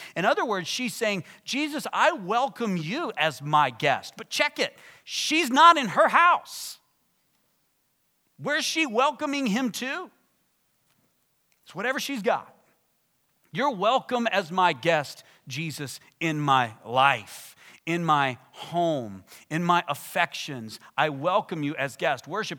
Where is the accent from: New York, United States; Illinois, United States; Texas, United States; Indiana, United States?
Texas, United States; If you come from the kind of church I come from and I grew up in West Texas, like very conservative, suit and tie